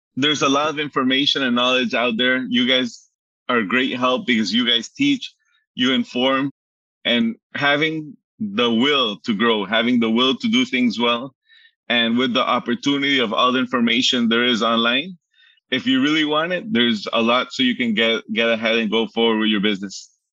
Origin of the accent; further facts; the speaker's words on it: Aruba; also born or lived in Miami, United States; I, was born in Miami, so Miami, okay. um, Poland, Colombia, and lived all my life in Aruba